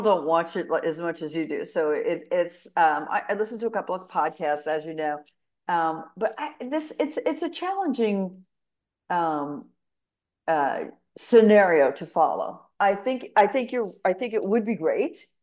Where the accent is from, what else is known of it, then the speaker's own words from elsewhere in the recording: New York City, New York, United States; moved away; I'm, I'm from New York City